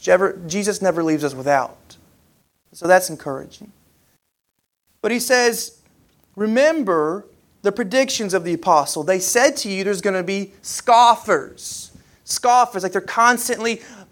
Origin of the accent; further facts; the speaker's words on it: Kentucky, United States; now in Alabama, United States; growing up in Kentucky